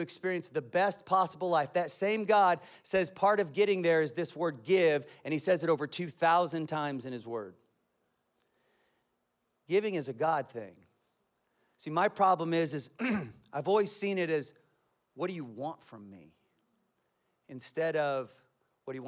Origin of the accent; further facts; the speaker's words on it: Kansas, United States; I'm from Kansas, and my family speaks in sentences of cuss words